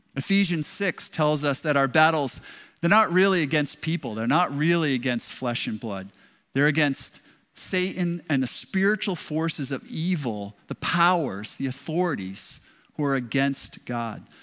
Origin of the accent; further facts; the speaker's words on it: Westerly, Rhode Island, United States; moved away as an adult; now in Lynn, United States; I grew up in Westerly, Westerly High School